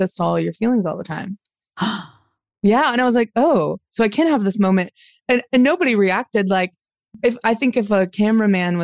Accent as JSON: {"language": "English", "town": "Dayton", "region": "Ohio", "country": "United States", "tie": "born or raised there", "also_born_or_lived": "Cleveland, Ohio", "said": "Born in Cleveland, but then I grew up in Dayton"}